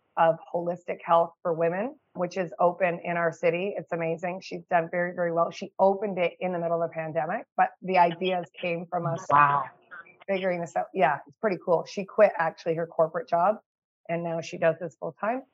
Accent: Canada; I'm a Canadian mama of two

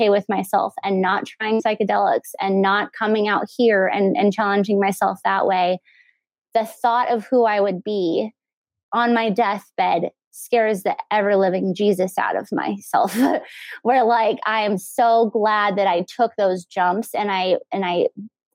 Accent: El Paso, Texas, United States; growing up in El Paso is the Mexican culture

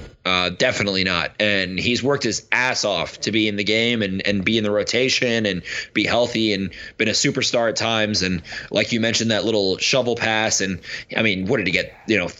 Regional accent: Maryland, United States; I'm from Maryland. I like Baltimore. I like Ravens. I like Orioles.

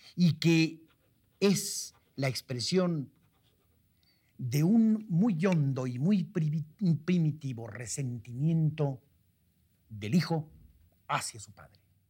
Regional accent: Metztitlán, Hidalgo, Mexico; mi pueblo, Mestitlán

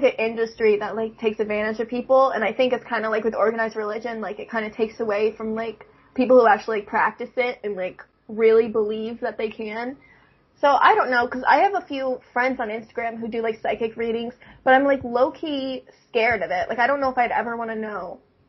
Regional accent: Virginia, United States; born there; because I was born in Virginia, we used to live in Virginia, and we lived in, like, a cul-de-sac, because my dad was in the Navy.

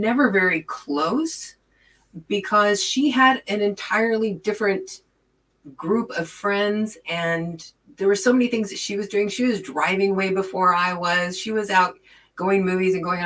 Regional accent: Wichita, Kansas, United States; moved away as an adult; I was born in Wichita, Kansas, and lived there until I was 46 years old

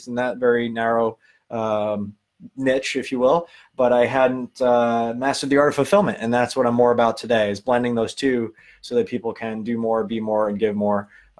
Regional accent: Long Island, New York, United States; accent: Long Island; now in California, United States; I'm a kid from Long Island. You can tell by the accent. I live in California now

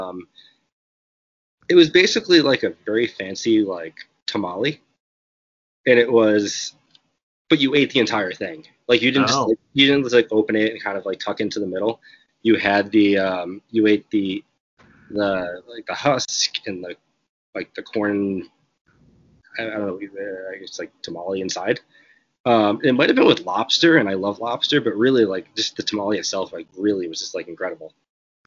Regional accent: Rhode Island, United States; moved away as an adult; now in California, United States; I'm from Rhode Island originally, and I moved to California like 8 years ago

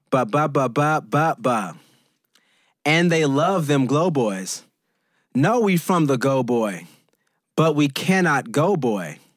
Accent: West Coast, United States; we are both from the West Coast

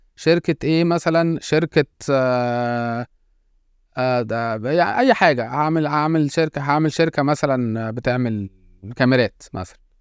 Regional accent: Egypt; احنا طبعا كان عندنا في مصر

